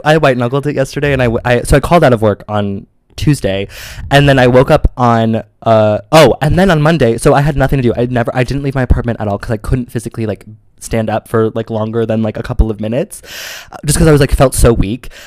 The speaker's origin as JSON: {"language": "English", "region": "Midwest", "country": "United States", "said": "I'm from the Midwest"}